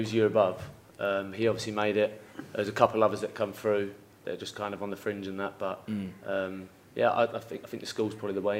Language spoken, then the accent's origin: English; Hemel Hempstead, East of England, United Kingdom; Yeah, Hemel. Yeah, just north of London. But, people don't really associate me as a Londoner down there.